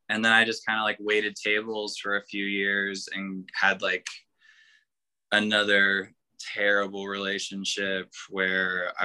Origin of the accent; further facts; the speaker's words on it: Elizabethtown, Kentucky, United States; I grew up in Elizabethtown